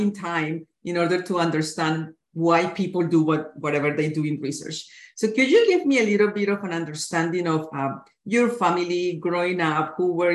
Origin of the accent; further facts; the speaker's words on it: Colombia; moved away; I was born in Colombia, I don't work in Colombia